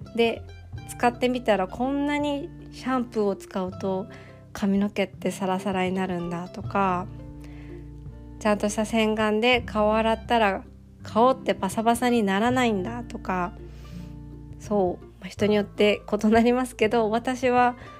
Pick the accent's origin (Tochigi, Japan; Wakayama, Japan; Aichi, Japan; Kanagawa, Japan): Aichi, Japan; Toyota; 地元の愛知県の豊田市